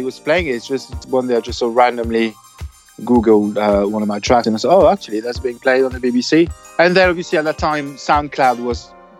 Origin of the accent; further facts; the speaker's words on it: Avignon, Provence-Alpes-Côte d'Azur, France; English is a second language; now in London, United Kingdom; I'm from Avignon, in the southeast.